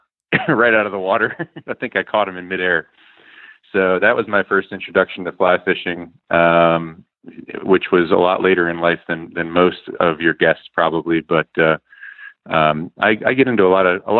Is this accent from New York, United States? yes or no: no; Bethel, Pennsylvania, United States; now in Virginia, United States; But I grew up in Bethel, Pennsylvania, which is kind of in the middle of nowhere in eastern Pennsylvania